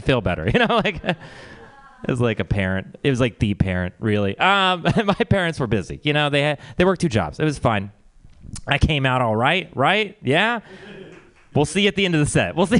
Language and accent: English; Texas, United States; we're from Texas